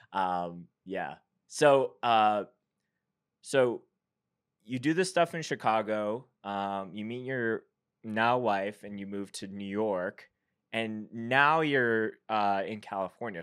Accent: Winnipeg, Manitoba, Canada; being from Winnipeg, I grew up on comeback kid. That's, like, my hometown hero band

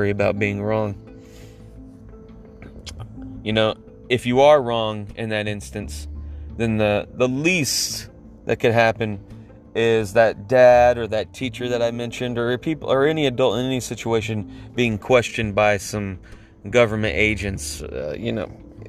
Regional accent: United States; now in Atlanta, United States; as an American

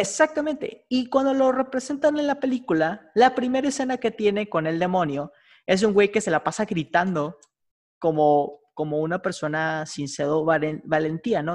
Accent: Mexico

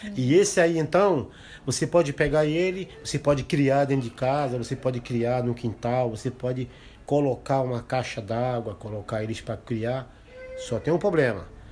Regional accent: Brazil; Eu sou indígena

